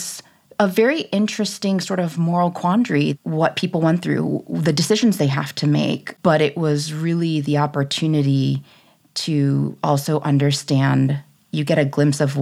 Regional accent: United States; I was born here in the United States.

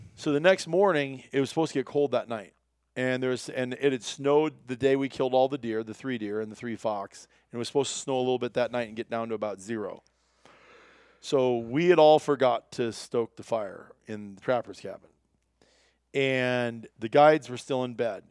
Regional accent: Iowa, United States; I grew up in Iowa

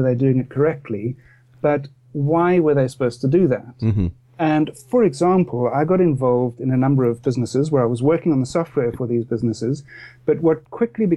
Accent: Cape Town, Western Cape, South Africa; moved away as an adult; now in Cobham, United Kingdom; I grew up in Cape Town in South Africa

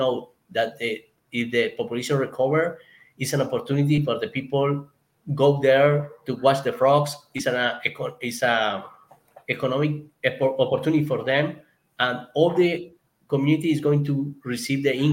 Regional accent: Colombia; English is a second language; my English because it's not my first language here in Colombia

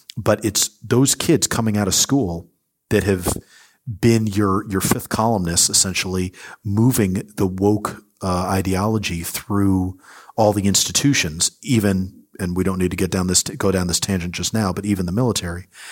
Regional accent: United States; as an American

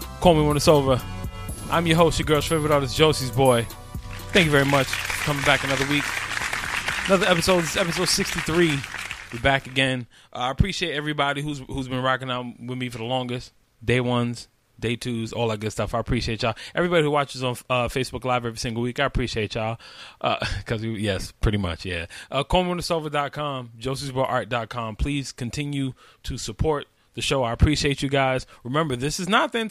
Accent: New York, United States; this is my hometown. This is my city

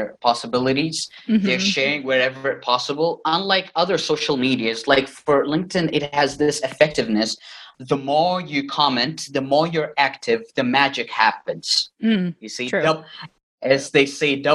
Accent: Riyadh, Riyadh Province, Saudi Arabia; moved away as an adult; now in Northern Cyprus; I was born and raised in Riyadh, Saudi Arabia

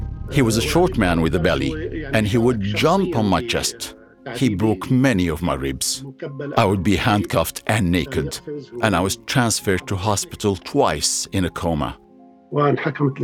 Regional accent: Raqqa, Raqqa Governorate, Syria; also born or lived in Damascus; I was born in 1958 in Arraqa

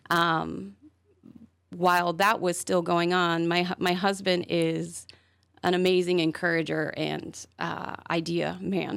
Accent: Charlotte, North Carolina, United States; moved away as an adult; now in Wilmington, United States; I grew up in Charlotte

